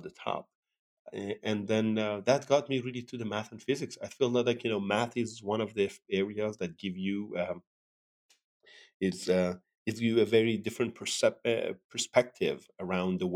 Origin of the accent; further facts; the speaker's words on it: Sirjan, Kerman Province, Iran; moved away as an adult; also born or lived in Tehran, Iran; now in United States; I was born in Iran and as you mentioned, in south of Iran, a city called Sirjan. And I got my high school diploma there.